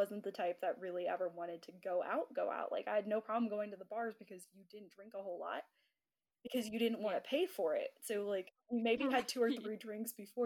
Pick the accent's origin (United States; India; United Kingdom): United States; growing up in the States